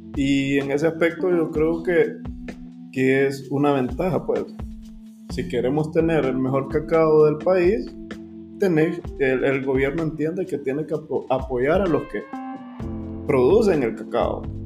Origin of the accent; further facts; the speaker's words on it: Honduras; como hondureños